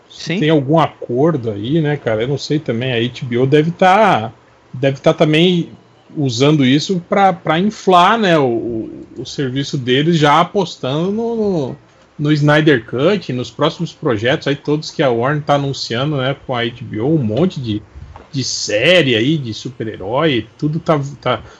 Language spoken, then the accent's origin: Portuguese; Rio de Janeiro, Brazil; Eu sou carioca, mas eu sou certinho e limpinho.